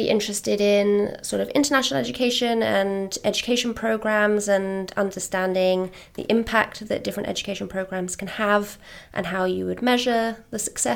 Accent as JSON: {"language": "English", "region": "London", "country": "United Kingdom", "tie": "born or raised there", "moved": "as an adult", "lives_now": "New York City, United States", "said": "from London. So my school experience, a state primary school in London and secondary school"}